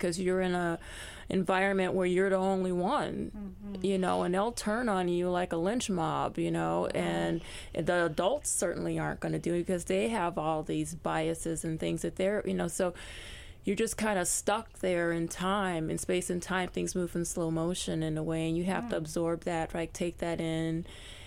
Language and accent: English; Chicago, Illinois, United States; I was born in Chicago, but raised Southern. So my family was from the South